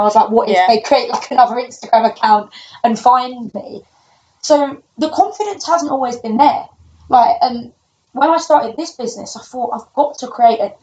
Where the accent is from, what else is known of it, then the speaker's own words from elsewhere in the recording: London, United Kingdom; I'm from London, uh, quite a rough area.